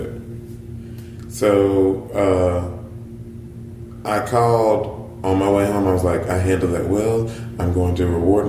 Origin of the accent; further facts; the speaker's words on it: the South, United States; hey, I'm from the South.